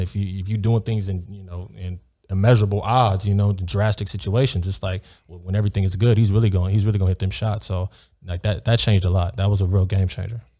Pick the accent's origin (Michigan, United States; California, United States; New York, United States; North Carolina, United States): California, United States; Beverly Hills; I grew up in Beverly Hills